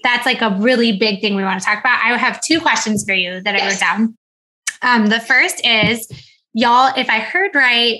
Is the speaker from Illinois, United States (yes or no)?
yes; around Batavia, Illinois, United States; we grew up around Batavia